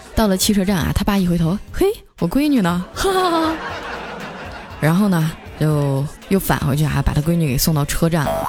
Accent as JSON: {"language": "Chinese", "region": "Heilongjiang", "country": "China", "also_born_or_lived": "Huzhou", "moved": "yes", "said": "你是我老乡啊。 前几天刚从黑龙江回来"}